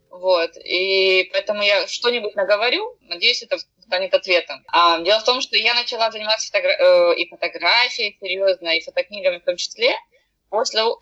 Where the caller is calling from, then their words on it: Rostov-on-Don, Rostov Oblast, Russia; я говорю из Ростова-на-Дону.